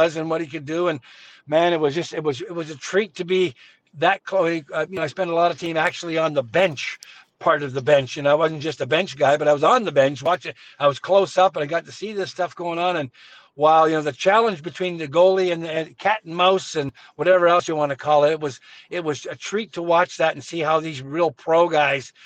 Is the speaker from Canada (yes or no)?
yes; Winnipeg, Manitoba, Canada; I grew up in Winnipeg and I was still living here and playing here